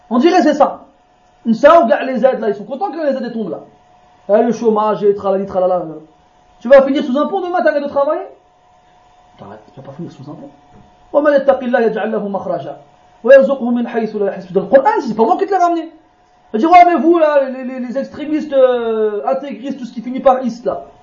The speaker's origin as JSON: {"language": "French", "country": "Morocco", "said": "moi je l'exemple, je suis marocain, au Maroc, au Maroc ils font quoi"}